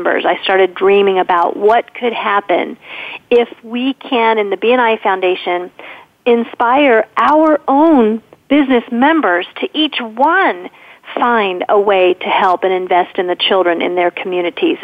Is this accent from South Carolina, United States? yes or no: no; Austin, Texas, United States; my hometown of Austin, Texas, the capital of Texas